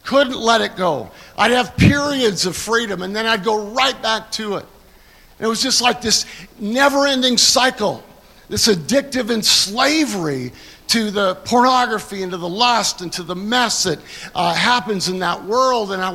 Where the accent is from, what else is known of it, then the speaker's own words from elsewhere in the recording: Canada; now in United States; I'm a Canadian. I came to America in 1984